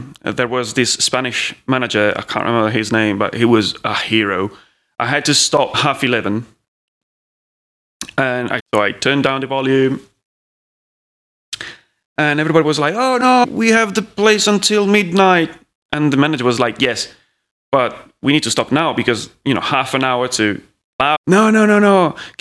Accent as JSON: {"language": "English", "country": "Italy", "second_language": "English", "moved": "as an adult", "lives_now": "Manchester, United Kingdom", "said": "at that time I didn't speak English as much as I'm doing it now. So I was like, in the most macaroni English you can imagine."}